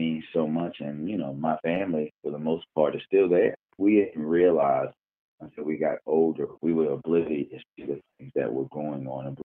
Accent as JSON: {"language": "English", "town": "Baltimore", "region": "Maryland", "country": "United States", "tie": "born or raised there", "said": "So I am I'm uh, from Park Heights in Baltimore, and I always say that growing up there was uh, essentially like heaven and hell at the same time."}